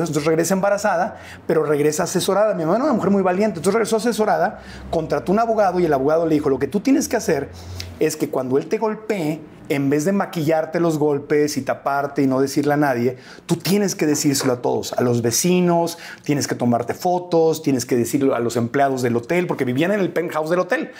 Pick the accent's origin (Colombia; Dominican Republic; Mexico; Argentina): Mexico; Tijuana, Baja California; moved away as an adult; also born or lived in Mexico City; now in United States; nos vinimos aquí a la Ciudad de México, nací en Tijuana, pero nos vinimos aquí